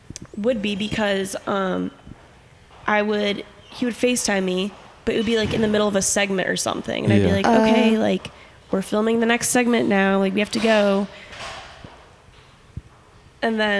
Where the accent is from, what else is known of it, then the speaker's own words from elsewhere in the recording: Midwest, United States; now in Los Angeles, United States; I'm from the Midwest